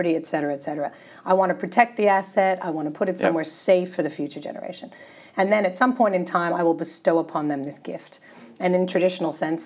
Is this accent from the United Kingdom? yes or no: no; United States; moved away as an adult; now in Australia; It's the American formalities in me